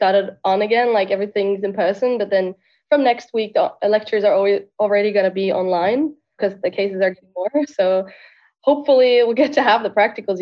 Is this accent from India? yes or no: no; Norway; moved away as an adult; now in Poland; I'm born and raised in Norway. Grew up in a town like 1.5 hours from Oslo.